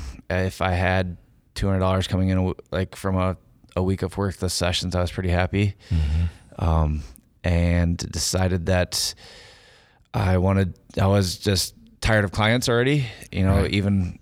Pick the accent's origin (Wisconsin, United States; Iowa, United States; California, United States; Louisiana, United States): Iowa, United States; I am a photographer from Iowa and been lucky enough to get some good recognition for my work